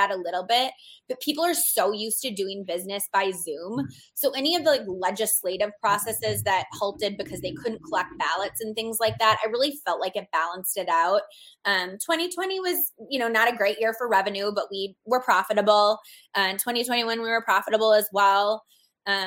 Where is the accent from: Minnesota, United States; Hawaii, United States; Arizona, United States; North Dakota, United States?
Arizona, United States; I love Arizona because it's my home state